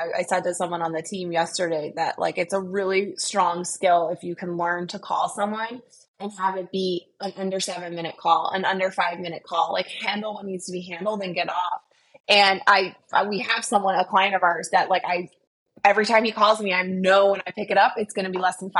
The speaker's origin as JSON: {"language": "English", "region": "Midwest", "country": "United States", "said": "I'm a Midwesterner"}